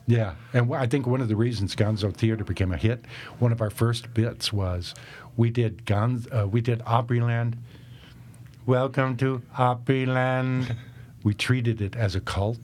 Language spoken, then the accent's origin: English; the South, United States; also born or lived in Tennessee; now in Nashville, United States; growing up in the South